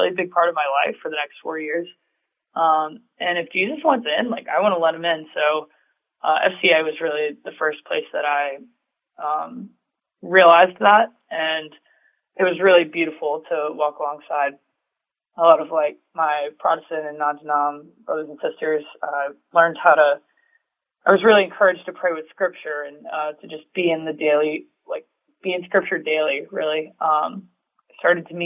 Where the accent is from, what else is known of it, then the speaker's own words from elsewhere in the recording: New Orleans, Louisiana, United States; moved away as an adult; now in Columbus, United States; I'm from New Orleans